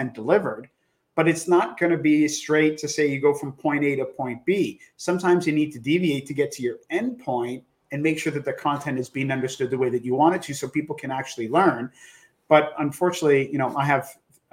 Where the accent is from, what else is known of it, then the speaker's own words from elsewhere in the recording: Canada; as a Canadian, we called it elementary school